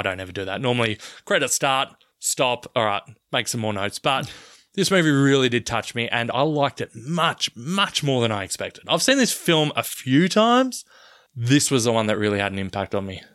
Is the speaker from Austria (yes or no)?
no; Australia; I'm from Australia and grew up in the nineties